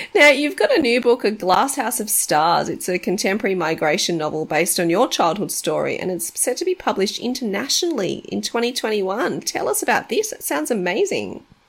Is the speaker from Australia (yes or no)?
yes; Australia; I was born in Australia, so my mum's Australian